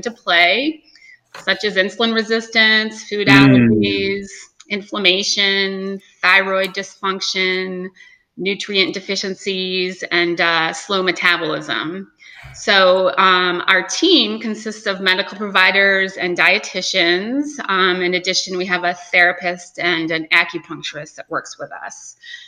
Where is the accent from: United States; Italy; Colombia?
United States; Holland, Michigan; moved away; also born or lived in Chicago, Illinois / upstate New York; originally I'm from Michigan, Holland, Michigan.